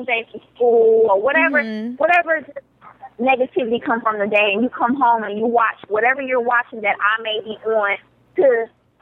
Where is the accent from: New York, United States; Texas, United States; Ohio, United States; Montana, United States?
Texas, United States; Dallas; I'm from Dallas, Texas. I was raised by guys